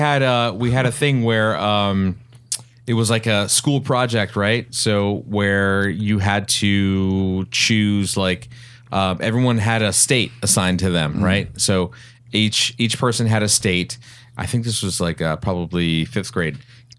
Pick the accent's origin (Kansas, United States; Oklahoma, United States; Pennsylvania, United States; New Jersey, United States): Oklahoma, United States; So like my parents are Persian, Iranian, or whatever. So, but I grew up in Oklahoma, which is like in the middle.